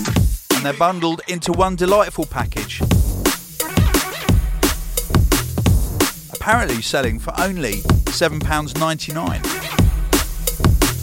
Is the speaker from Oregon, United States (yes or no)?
yes; Eugene, Oregon, United States; I'm from Eugene, Oregon.